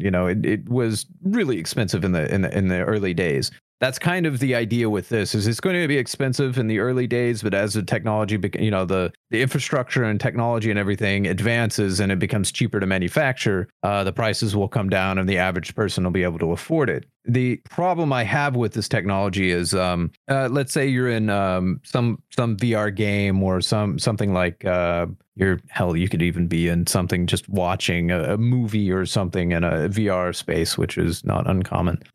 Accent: United States; as an American.

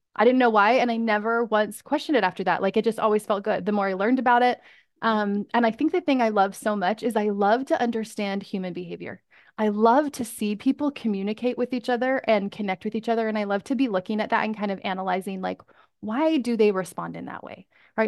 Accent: Canada; moved away as an adult; I'm from Canada

